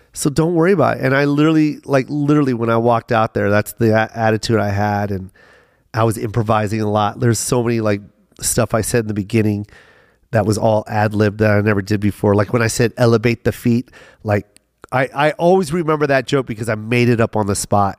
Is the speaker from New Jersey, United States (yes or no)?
no; Tacoma, Washington, United States; also born or lived in Las Vegas; I'm from Tacoma